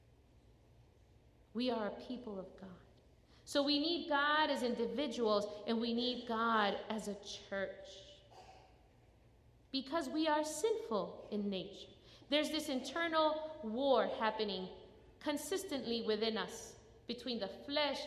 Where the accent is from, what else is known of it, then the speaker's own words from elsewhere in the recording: Chicago, Illinois, United States; now in North Carolina, United States; I grew up in Chicago.